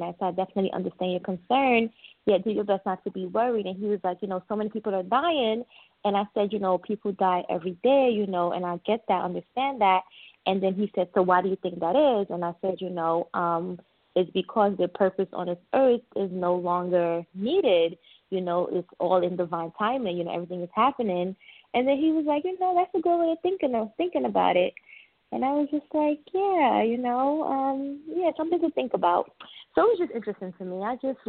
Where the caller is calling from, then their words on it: New York City, New York, United States; I'm calling from Queens.